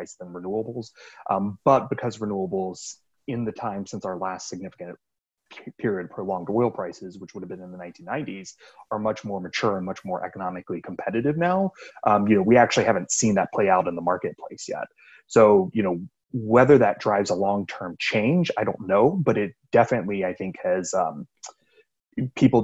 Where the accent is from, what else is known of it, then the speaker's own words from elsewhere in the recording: Florida, United States; I'm from Florida